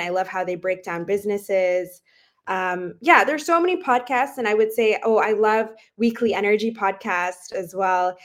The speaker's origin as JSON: {"language": "English", "region": "Dubai", "country": "United Arab Emirates", "tie": "born or raised there", "also_born_or_lived": "Toronto, Canada / London, United Kingdom", "moved": "yes", "said": "I myself, I'm Canadian, but I actually grew up in Dubai"}